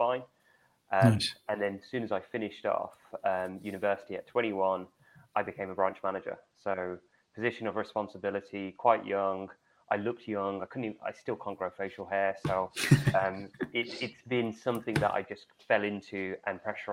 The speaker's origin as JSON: {"language": "English", "region": "London", "country": "United Kingdom", "tie": "born or raised there", "said": "I grew up in London."}